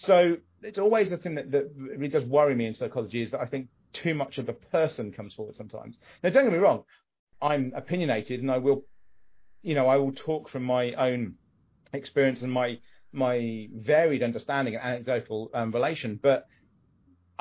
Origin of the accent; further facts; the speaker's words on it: United Kingdom; we're British